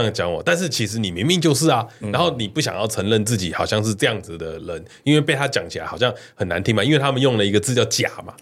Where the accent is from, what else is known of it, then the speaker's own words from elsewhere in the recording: Taiwan; 因为我们两个都算是台湾人